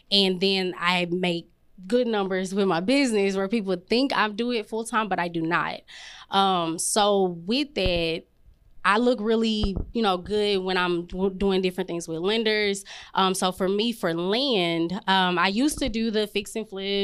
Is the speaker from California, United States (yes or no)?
no; Dallas, Texas, United States; I'm from South Dallas, so we just moved back.